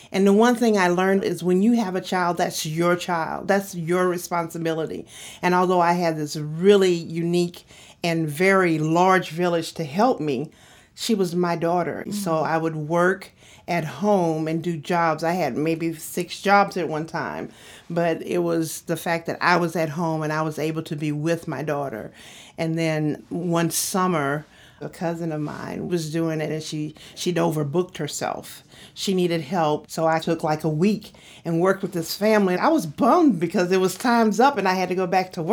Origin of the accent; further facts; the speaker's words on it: Mobile, Alabama, United States; I was born in Mobile, Alabama